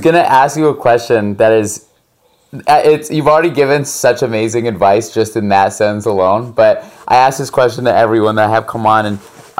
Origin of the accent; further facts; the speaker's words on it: France; also born or lived in United States; You know, I grew up in Europe, in France, and so I was always really like, and I would get jumped for being American